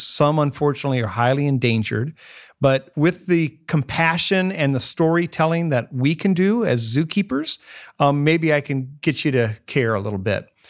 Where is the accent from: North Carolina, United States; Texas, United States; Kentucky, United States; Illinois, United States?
Illinois, United States; Northwest; now in Columbus, United States; I grew up in Northwest Illinois, in the Quad City area